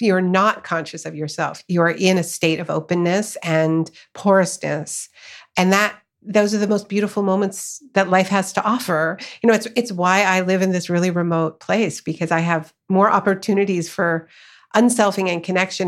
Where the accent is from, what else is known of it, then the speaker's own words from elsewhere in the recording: Canada; also born or lived in United States; I live in Canada. I was born in Canada, but much of my family is in the U S.